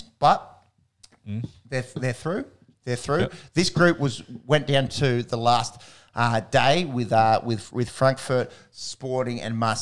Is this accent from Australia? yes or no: yes; Australia; as an Australian